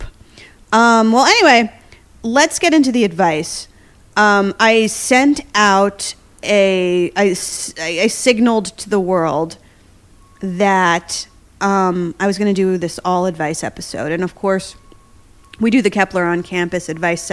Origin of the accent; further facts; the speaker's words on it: New Jersey, United States; now in New York City, United States; I'm from Jersey